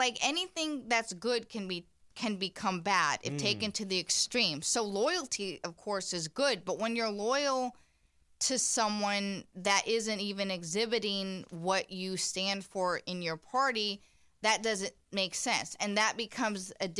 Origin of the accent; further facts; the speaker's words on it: Indiana, United States; And I'm from Indiana, and I really never liked that. I call it small town mentality.